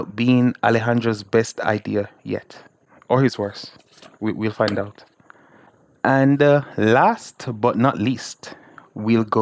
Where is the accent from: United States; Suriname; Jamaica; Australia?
Jamaica; I'm a Jamaican, and I live in the small island of Jamaica.